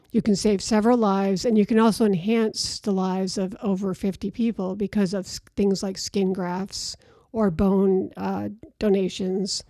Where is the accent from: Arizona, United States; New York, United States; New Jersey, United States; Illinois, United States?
New York, United States; Rome; moved away; also born or lived in Virginia; I'm from Rome, New York. So it was a bunch of Italians, of course, in Rome